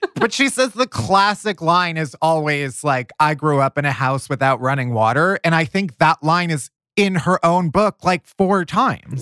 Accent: the North, United States; I'm a Yankee, you know, I grew up in the North.

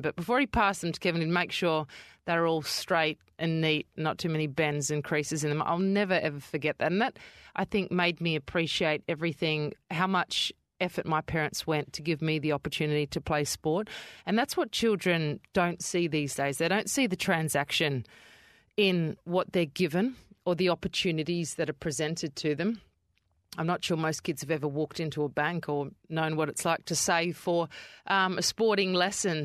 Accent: Adelaide, South Australia, Australia; moved away as an adult; now in Perth, Australia; I grew up in Kidman Park, which is towards Henley Beachway of Adelaide.

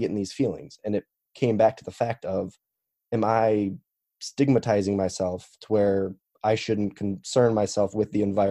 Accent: Chicago, Illinois, United States; now in Missouri, United States; I am 24 and I currently live in Missouri, but I am from Chicago

